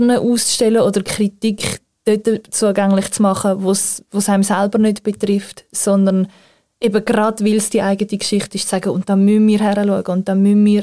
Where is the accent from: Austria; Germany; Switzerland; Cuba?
Switzerland; Zurich; ich kann vielleicht als Schweizerin oder Zürcherin sehr selbstkritisch anmerken